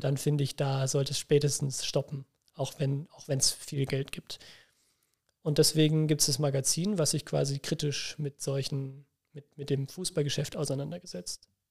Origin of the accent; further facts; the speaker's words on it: near Nuremberg, Bavaria, Germany; ich komme ja nicht aus Bremen, sondern aus, aus der Nähe von Nürnberg.